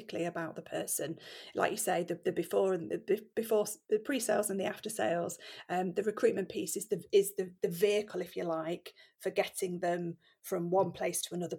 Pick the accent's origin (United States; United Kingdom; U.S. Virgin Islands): United Kingdom; Nottingham, East Midlands; I grew up in Nottingham